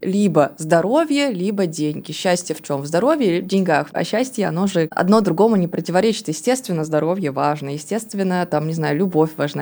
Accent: Tomsk, Tomsk Oblast, Russia; moved away as an adult; now in Moscow, Russia; все мое детство было в Томске, на даче и в детских лагерях, которые тоже находятся в Томской области

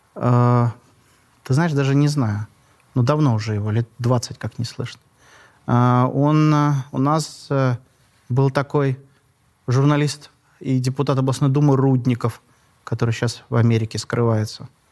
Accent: Kaliningrad, Kaliningrad Oblast, Russia; я родился в Калининграде

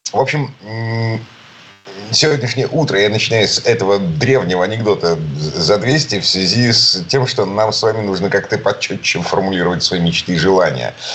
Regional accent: Saint Petersburg, Russia; из Петербурга

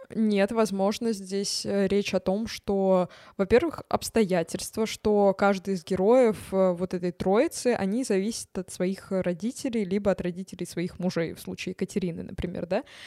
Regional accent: Tver, Tver Oblast, Russia; я из Твери

